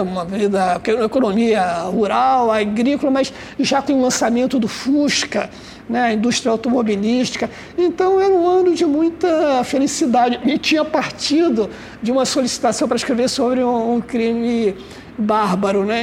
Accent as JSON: {"language": "Portuguese", "region": "Rio de Janeiro", "country": "Brazil", "tie": "born or raised there", "said": "eu nasci no subúrbio. Eu morei no subúrbio até os 20 anos. Eu nasci ali na Vila da Penda, fui morar em Vaz Lobo"}